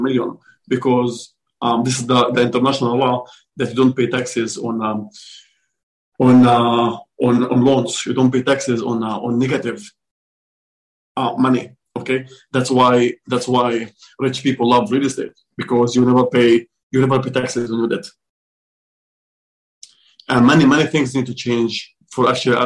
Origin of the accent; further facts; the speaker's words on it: Israel; moved away; I'm from Israel